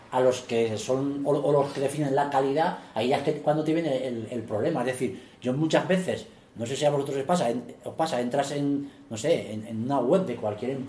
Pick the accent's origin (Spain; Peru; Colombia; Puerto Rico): Spain; tan serio podemos ser nosotros como un alemán, pero hay determinadas, no sé, que tenemos un criterios que, que, nos echan encima y decir, el español no es fiable y tal.